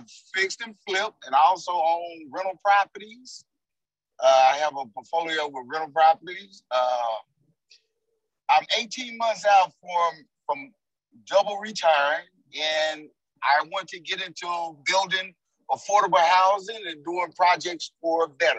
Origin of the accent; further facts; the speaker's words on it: Florida, United States; now in Memphis, United States; I presently reside in Memphis, Tennessee. I'm originally from Florida. Military man